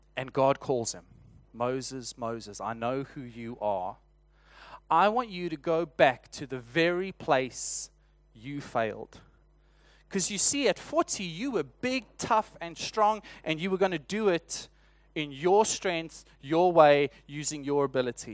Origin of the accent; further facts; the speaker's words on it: South Africa; accent: South African; moved away; my South African accent